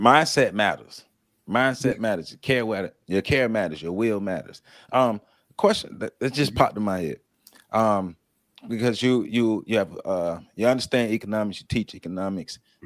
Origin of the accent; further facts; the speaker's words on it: Tallahassee, Florida, United States; I'm from the South Side. I grew up on the South Side